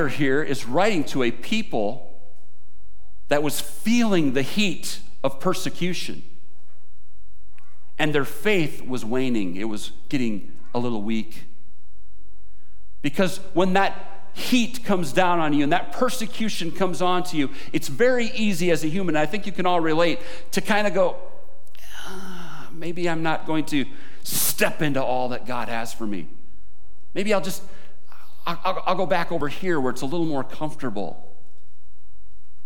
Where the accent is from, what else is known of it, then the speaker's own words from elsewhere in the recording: United States; as American Christians